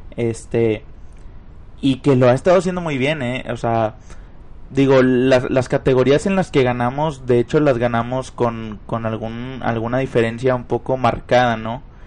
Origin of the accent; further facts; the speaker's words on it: Monterrey, Nuevo León, Mexico; en Monterrey, Nuevo León, para ser exactos, de donde soy originario